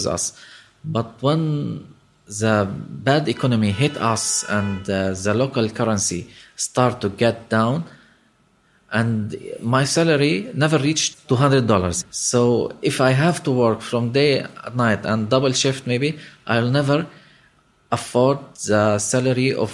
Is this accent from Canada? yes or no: no; Lebanon; I'm from Lebanon.